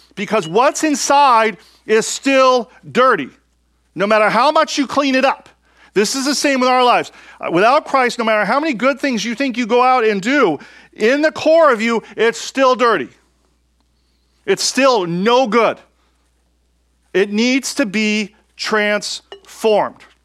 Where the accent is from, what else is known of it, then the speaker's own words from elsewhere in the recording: United States; I'm an American